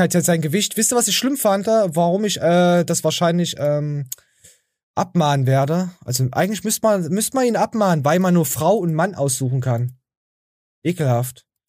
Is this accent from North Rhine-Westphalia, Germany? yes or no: yes; North Rhine-Westphalia, Germany; Ich komme ja aus Ostwestfalen